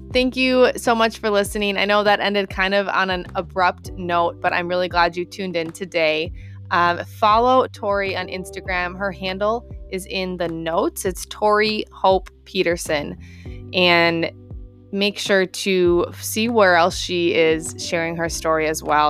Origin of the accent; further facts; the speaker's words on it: Minnesota, United States; I just love meeting fellow Minnesotans